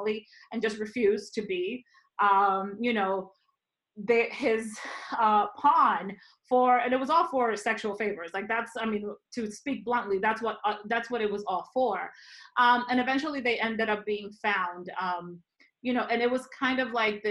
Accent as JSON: {"language": "English", "country": "Dominican Republic", "tie": "born or raised there", "moved": "yes", "said": "I'm originally from the Dominican Republic"}